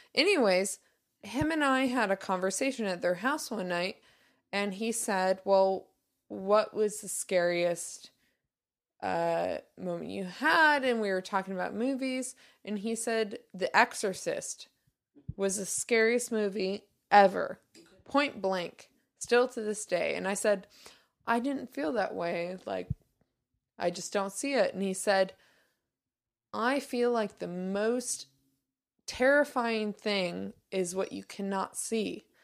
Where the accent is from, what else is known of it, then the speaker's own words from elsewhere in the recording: the Northwest, Pacific Northwest, United States; somebody that has grown up in the Northwest and experienced many falls